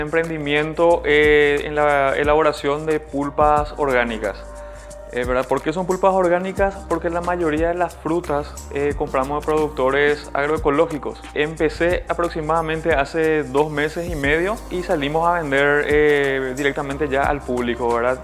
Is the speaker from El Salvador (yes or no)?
no; Fernando de la Mora, Central, Paraguay; soy de la ciudad de Fernando